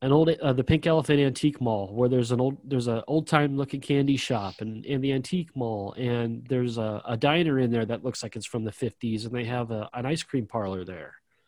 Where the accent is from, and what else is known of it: Illinois, United States; born or raised there